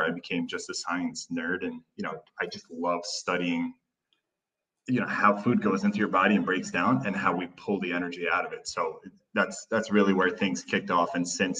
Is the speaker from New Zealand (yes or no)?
no; Turkey; I spent about 9 or 10 years growing up in Turkey.